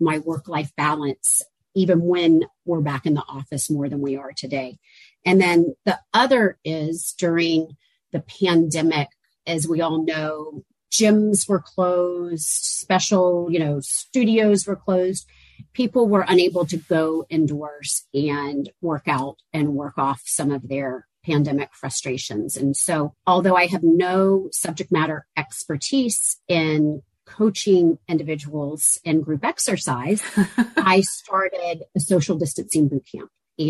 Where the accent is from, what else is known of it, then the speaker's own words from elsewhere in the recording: Georgia, United States; also born or lived in Auburn, Alabama; One is I'm a Southerner, and I grew up in the South in Georgia, went to school in Auburn, Alabama.